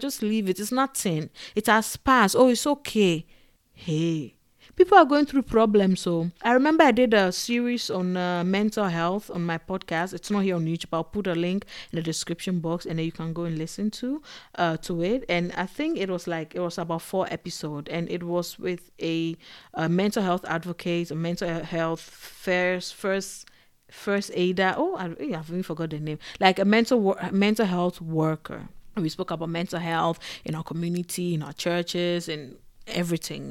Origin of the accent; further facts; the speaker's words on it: Ghana; moved away; also born or lived in Togo; growing up in Ghana and in Togo